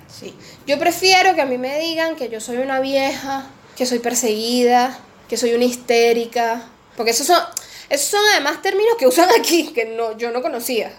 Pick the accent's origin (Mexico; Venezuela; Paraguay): Venezuela; moved away as an adult; also born or lived in Peru; now in Argentina; es mi país